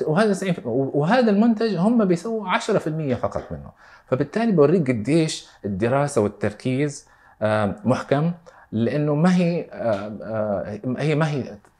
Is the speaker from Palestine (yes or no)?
no; Saudi Arabia; عندنا في السعوديه